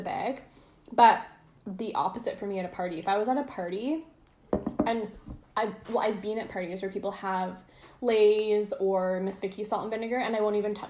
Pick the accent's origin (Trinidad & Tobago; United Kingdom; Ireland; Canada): Canada; we're so Canadian